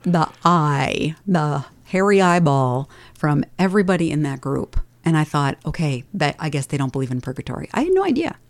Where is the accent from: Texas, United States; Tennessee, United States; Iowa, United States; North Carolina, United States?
Iowa, United States; Dubuque; moved away; I grew up in Dubuque, and I only knew Catholics